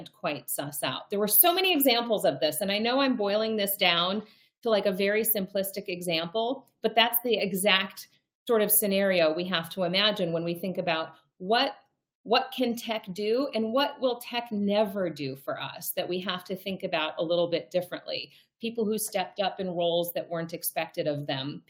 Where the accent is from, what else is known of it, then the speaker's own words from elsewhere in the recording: North Dakota, United States; also born or lived in Milwaukee, Wisconsin; I was born in Milwaukee. I grew up in North Dakota